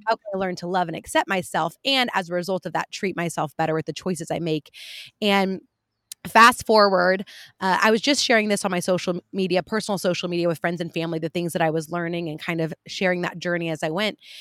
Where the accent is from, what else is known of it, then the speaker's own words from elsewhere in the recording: California, United States; I'm from California